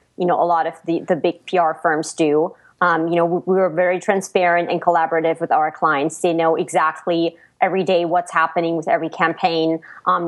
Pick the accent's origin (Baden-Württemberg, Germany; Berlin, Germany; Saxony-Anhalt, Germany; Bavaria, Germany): Baden-Württemberg, Germany; Black Forest; English is a second language; moved away as an adult; now in Los Angeles, United States; I come from a little village in the Black Forest